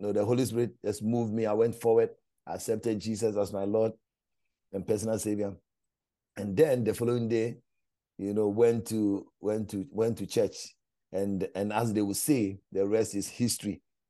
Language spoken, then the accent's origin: English; Ghana; now in Canada; So growing up in Ghana, Ghana is in West Africa.